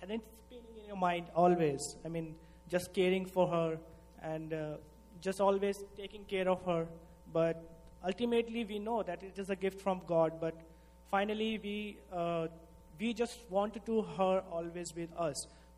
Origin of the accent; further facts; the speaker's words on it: India; moved away; I'm from India.